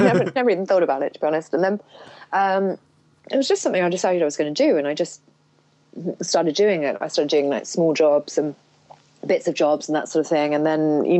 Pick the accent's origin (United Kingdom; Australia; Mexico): United Kingdom; I grew up, in just outside of London, but sort of in the countryside